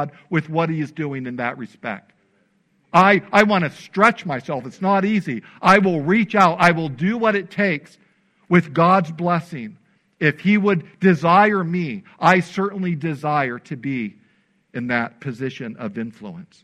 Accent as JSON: {"language": "English", "region": "Illinois", "country": "United States", "tie": "born or raised there", "said": "when I was growing up in Illinois"}